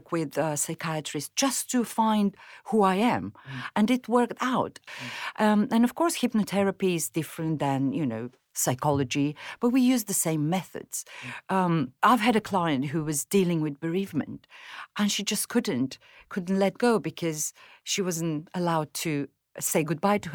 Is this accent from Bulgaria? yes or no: yes; Bulgaria; English is a second language; moved away as an adult; also born or lived in Mozambique / Moscow; now in United Kingdom; in Bulgaria, when I grew up in the 70s and 80s, we were poor